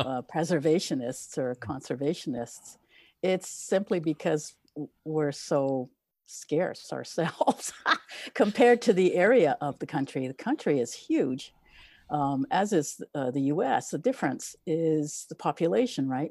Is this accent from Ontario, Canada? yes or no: no; Eastern Townships, Quebec, Canada; I grew up in Quebec, Eastern Townships